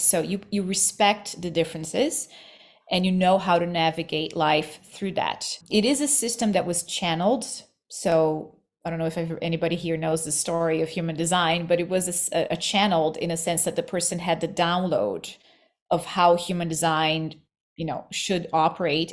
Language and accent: English; Rio de Janeiro, Brazil; moved away as an adult; also born or lived in New York; I was born in Rio, in Brazil, and New York. I moved to New York as a young adult.